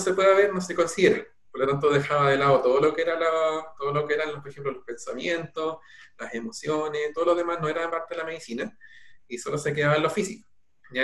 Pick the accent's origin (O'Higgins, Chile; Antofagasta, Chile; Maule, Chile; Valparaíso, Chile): O'Higgins, Chile; Peumo; nací en Peumo y bueno, mi familia toda es de allá